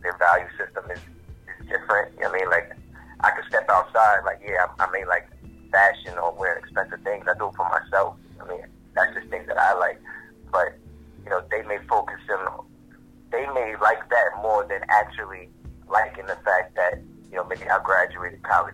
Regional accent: New York City, New York, United States; I'm from Queens. In other words, I'm from Queens Village. Better known as Shadyville

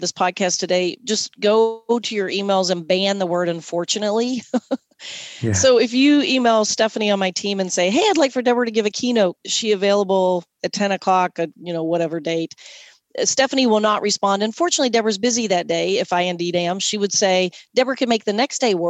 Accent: Southern Kentucky, United States; I'm from Southern Kentucky

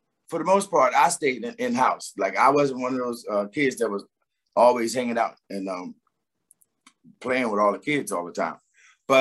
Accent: Philadelphia, Pennsylvania, United States; also born or lived in New Jersey; I was raised in Philadelphia. So okay. By the age of five, I was already living in Philadelphia

